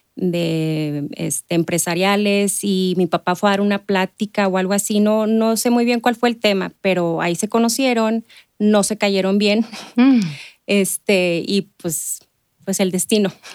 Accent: Ciudad Juárez, Chihuahua, Mexico; yo nací en Ciudad Juárez, eh, crecí ahí, eh, me crié básicamente

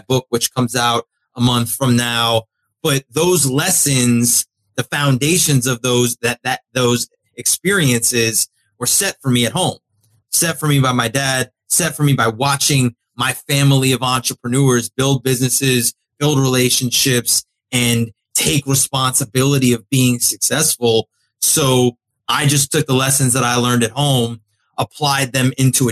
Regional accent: South Florida, United States; I grew up in South Florida. Great place to grow up

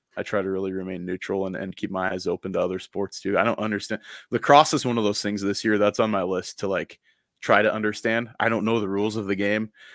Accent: United States; now in Coeur d'Alene, United States; I'm from the Elsie Valley

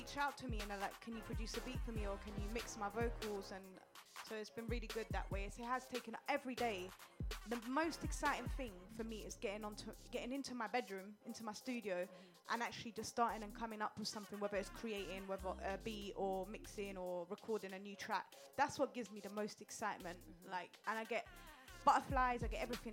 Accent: London, United Kingdom; I grew up in Upton Park to start with. And we didn't have no money, you know, we came here very poor

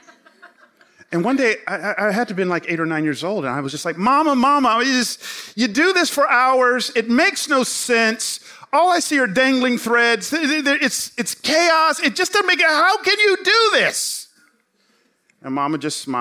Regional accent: Atlanta, Georgia, United States; also born or lived in College Park, Georgia / Memphis; I grew up in Atlanta

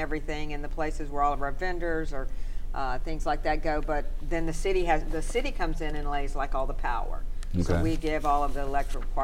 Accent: DeSoto Parish, Louisiana, United States; also born or lived in Shreveport, Louisiana; I grew up in DeSoto Parish

